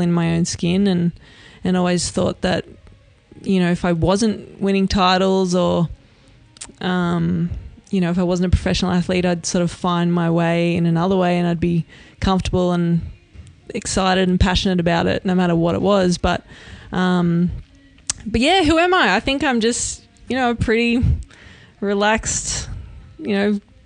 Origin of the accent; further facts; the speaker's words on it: Australia; I'm Australian